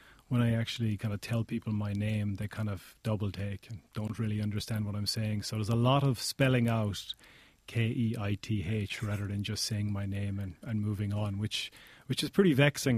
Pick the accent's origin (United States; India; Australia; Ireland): Ireland; Cork, Munster; also born or lived in Limerick / Galway; I was born in Limerick first, started school in Cork, then moved to Galway when I was about 12, 13 years old. So in Ireland, those three places have very distinct accents of their own, so I ended up with kind of an amalgamation of those accents.